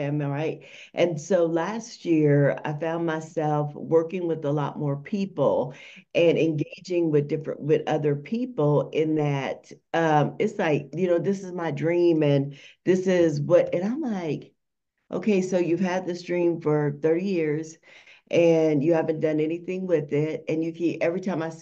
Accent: Las Vegas, Nevada, United States; I am from Las Vegas, Nevada, the most amazing city ever.

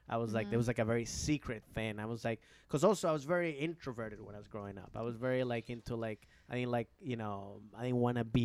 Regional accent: Rockville, Maryland, United States; also born or lived in Bethesda; Rockville, Maryland. I mean

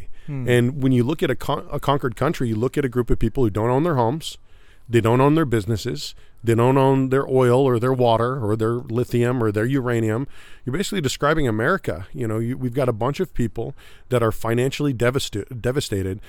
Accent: Northern California, United States; also born or lived in Bay Area / Fresno / Sacramento / Roseville; I grew up all over Northern California. I was born in the Bay Area, moved inland to Fresno

